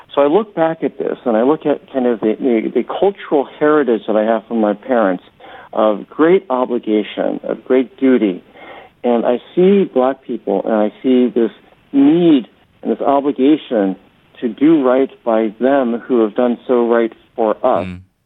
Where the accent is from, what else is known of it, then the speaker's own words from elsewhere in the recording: Akron, Ohio, United States; also born or lived in Atlanta, Georgia, United States; now in New York City, United States; When I moved to Akron, Ohio